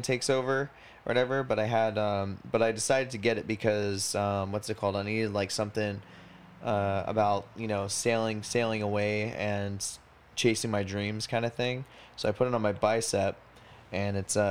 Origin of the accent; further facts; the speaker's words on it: United States; I'm very American